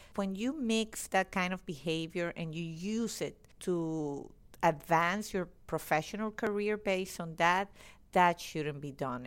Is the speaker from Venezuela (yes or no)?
yes; Venezuela; moved away as an adult; now in United States; I was born and raised in Venezuela